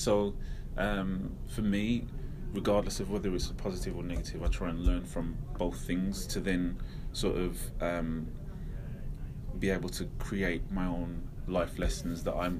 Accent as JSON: {"language": "English", "town": "Manchester", "region": "North West England", "country": "United Kingdom", "tie": "born there", "also_born_or_lived": "Derby / Wolverhampton", "said": "I was born in Manchester, sort of Withenshaw, which at the time was probably the biggest council estate in Europe. And do you know what I mean? Moved to Derby, moved to Low Hill again was a crap area."}